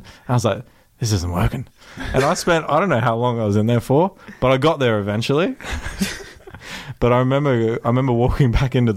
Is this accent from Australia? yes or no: yes; Australia; I'm from Australia